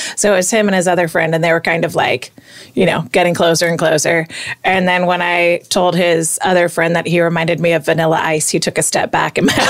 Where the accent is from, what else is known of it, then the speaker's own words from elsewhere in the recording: Florida, United States; also born or lived in Long Island, New York; So, I grew up in Florida